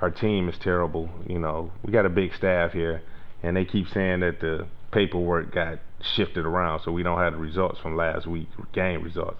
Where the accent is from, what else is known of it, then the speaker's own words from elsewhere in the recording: Detroit, Michigan, United States; We grew up in Ralph Bunch, Lafayette Side